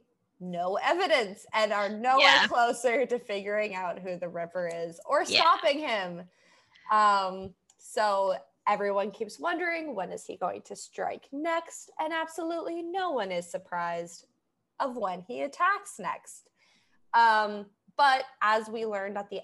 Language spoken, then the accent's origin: English; Boston, Massachusetts, United States; accent: Boston-y Massachusetts; narrow my accent down to. Like, what could they specifically narrow it down to, like, Boston-y Massachusetts